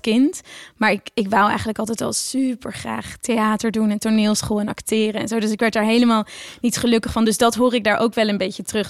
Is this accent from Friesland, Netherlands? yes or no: yes; Oudkerk, Friesland, Netherlands; moved away; also born or lived in The Hague / Brussels; ik kom uit Oortjerk en ik ben echt naar de basisschool En ja, iedereen praat gewoon Fries